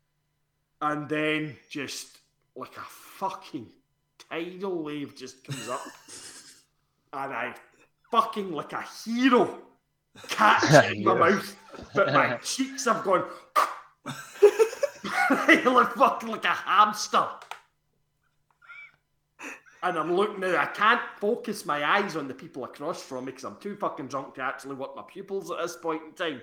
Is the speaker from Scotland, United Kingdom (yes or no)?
yes; Dunoon, Scotland, United Kingdom; also born or lived in Glasgow; I had given up living in Glasgow and that, and I was travelling from Dunoon, like my parents' house every day